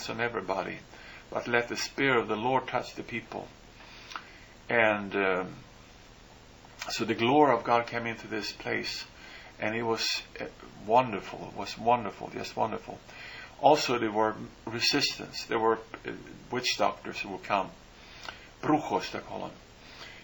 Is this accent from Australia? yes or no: no; Sweden; moved away; I come from Sweden